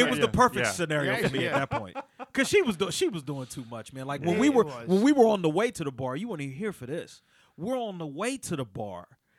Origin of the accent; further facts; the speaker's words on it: Pennsylvania, United States; I'm from Pennsylvania.